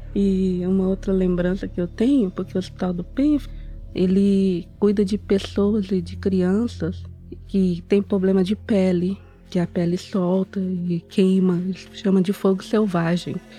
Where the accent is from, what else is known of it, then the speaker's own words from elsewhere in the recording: Uberaba, Minas Gerais, Brazil; moved away as an adult; now in Boston, United States; eu nasci em Uberaba